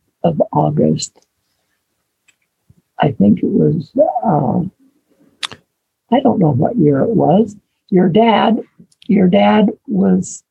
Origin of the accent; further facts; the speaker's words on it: Parowan, Utah, United States; now in Middleton, Idaho, United States; I was born in Parowan, Utah, and on April the 10th, 1935.